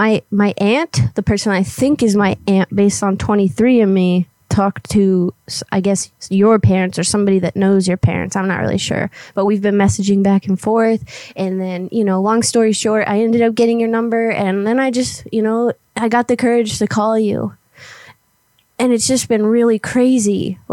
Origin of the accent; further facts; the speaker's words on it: Guam; now in Florida, United States; Well, originally I'm from Guam, but I moved to the area. I'm in Florida now.